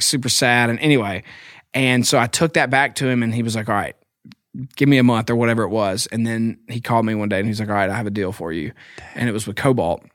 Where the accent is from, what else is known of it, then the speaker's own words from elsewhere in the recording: Philadelphia, Mississippi, United States; moved away as an adult; now in Nashville, United States; I'm from Philadelphia, Mississippi.